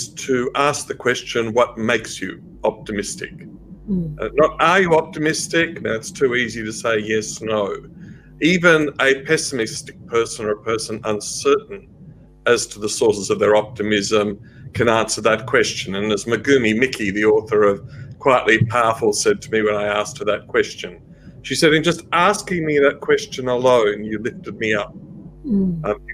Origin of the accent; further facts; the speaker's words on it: Australia; us as Australians